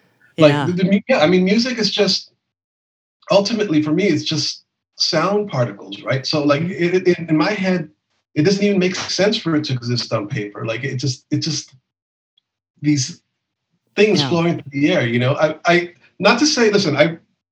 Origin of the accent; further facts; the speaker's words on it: Los Angeles, California, United States; where I grew up in East